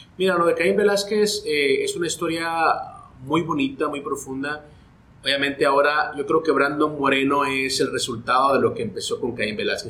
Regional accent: Guatemala; moved away as an adult; also born or lived in Los Angeles, United States; yo soy de Guatemala, allá arranco mi carrera periodística

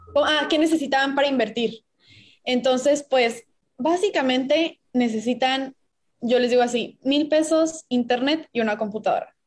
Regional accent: Puebla, Mexico; moved away as an adult; now in Monterrey, Mexico; yo soy de Puebla, llevo aquí en Monterrey seis años

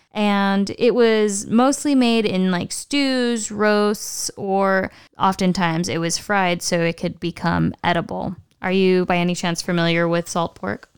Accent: United States; we don't really learn about as Americans in history

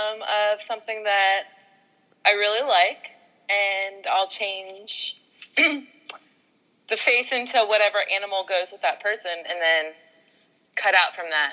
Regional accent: Cincinnati, Ohio, United States; I grew up in Cincinnati, Ohio, which is where I currently reside.

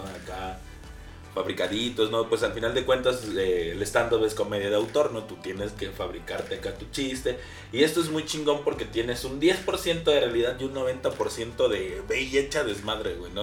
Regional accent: Veracruz, Mexico; also born or lived in Xalapa, Veracruz; no soy de Jalapa directamente soy del puerco de Veracruz

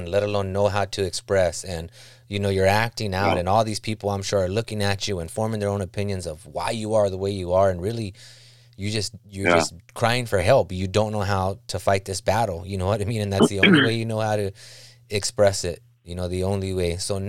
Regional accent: South Gate, California, United States; also born or lived in Huntington Park; now in Rosemead, United States; I grew up in Southgate, Huntington Park, you know, all those cities.

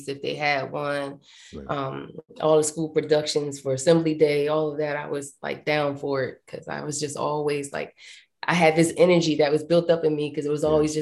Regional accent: Philadelphia, Pennsylvania, United States; I'm from Philadelphia, born and raised

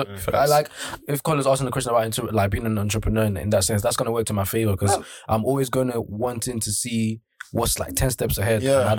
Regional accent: Nigeria; Maybe as a Nigerian man

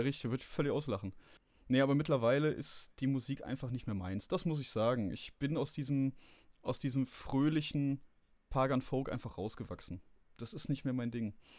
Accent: Rhineland, Germany; Ich bin Rheinländer

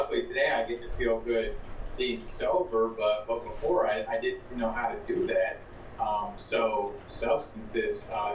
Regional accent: Zanesville, Ohio, United States; I'm from Zanesville, Ohio, so a little ways from you guys, obviously. I was born and raised here

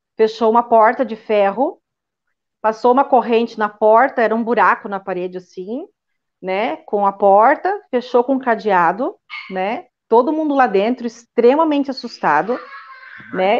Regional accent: Joinville, Santa Catarina, Brazil; moved away as an adult; also born or lived in Lisbon, Portugal; now in Portugal; eu sou natural de Joinville, Santa Catarina, e estou aqui em Portugal há 14 anos.

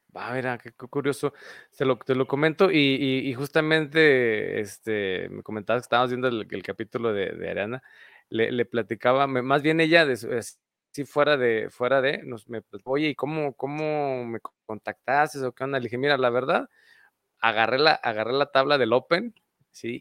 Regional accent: Mexico; Decimos aquí en México

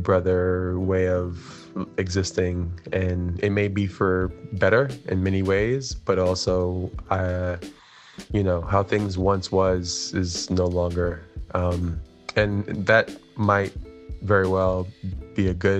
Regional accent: New York City, New York, United States; I'm from Brooklyn, New York

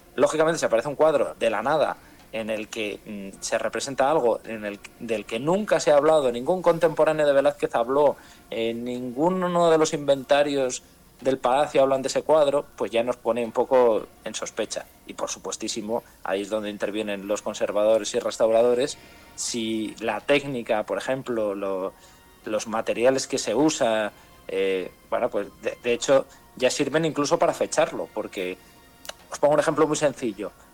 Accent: Madrid, Community of Madrid, Spain; yo nací en Madrid

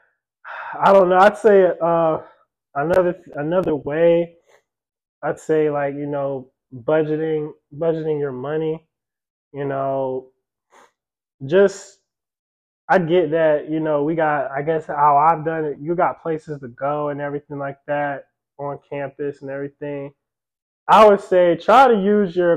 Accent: Texas, United States; moved away; I'm from Texas

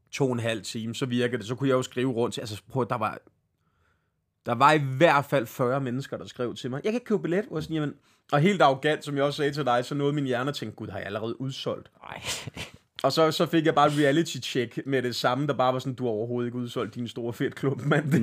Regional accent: Greve, Zealand, Denmark; Jeg kommer fra Greve, vi har et spilsted

